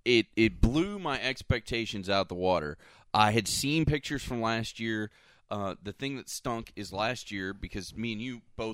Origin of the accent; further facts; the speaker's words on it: Bartow, Florida, United States; Yeah, I'm a Florida native.